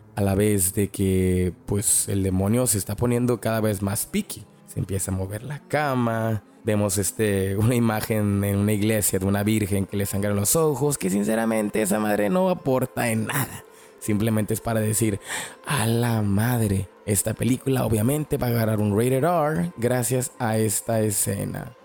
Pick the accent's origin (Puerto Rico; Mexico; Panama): Mexico; yo crecí mirando esta película en VHS y pues obviamente la miraba en el Canal 5, en México, obviamente, los noventas